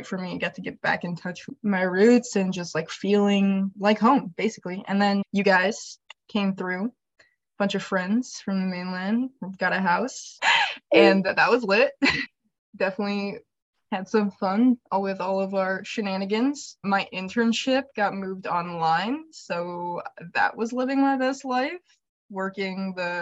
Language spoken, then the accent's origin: English; Hawaii, United States; moved away as an adult; also born or lived in Michigan; now in Minneapolis, United States; Born and raised in Hawaii